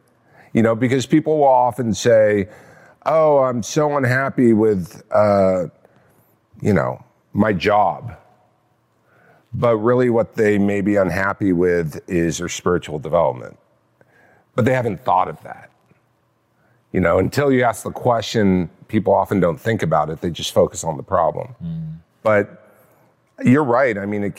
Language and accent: English; California, United States; Orange County.